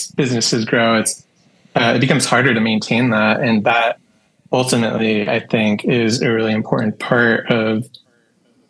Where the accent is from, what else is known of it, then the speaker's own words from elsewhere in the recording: Westchester County, New York, United States; moved away as an adult; now in Los Angeles, United States; I'm from Westchester County